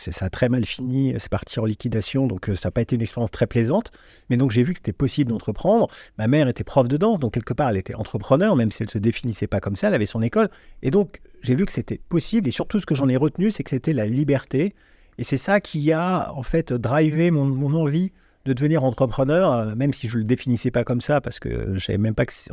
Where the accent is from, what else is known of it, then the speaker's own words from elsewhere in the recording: Vierzon, Centre-Val de Loire, France; also born or lived in Neuilly-sur-Seine; Je suis né à Neuilly-sur-Seine. Ah, t'es né là-bas Mais j'ai grandi ah, à Vierzon.